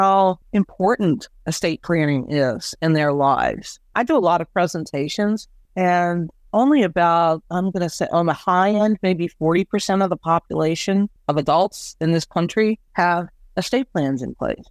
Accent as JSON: {"language": "English", "town": "Washington", "region": "District of Columbia", "country": "United States", "tie": "born or raised there", "moved": "yes", "lives_now": "Chester County, Pennsylvania, United States", "said": "A good friend of mine from high school, we grew up in the Washington, D.C. area"}